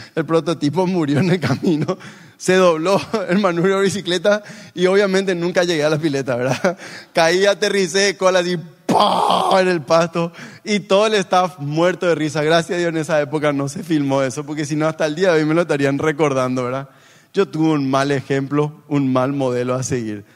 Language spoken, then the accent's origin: Spanish; Paraguay; como en paraguayo diríamos